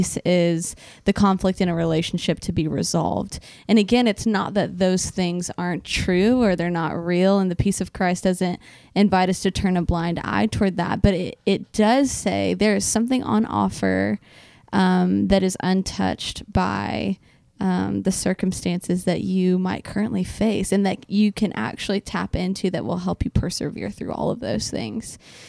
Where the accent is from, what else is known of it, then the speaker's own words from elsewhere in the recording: Louisville, Kentucky, United States; Jordan and I were working at the church that we grew up in Louisville, Kentucky.